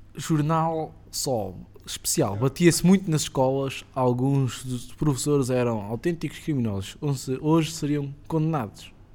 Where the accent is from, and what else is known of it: Cascais, Lisbon, Portugal; born or raised there